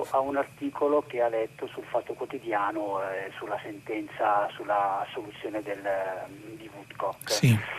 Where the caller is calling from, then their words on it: Malnate, Lombardy, Italy; sono di Malnate, provincia di Varese.